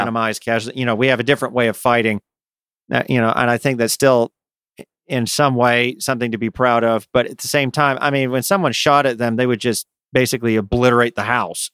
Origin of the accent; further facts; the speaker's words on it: United States; I say this as an American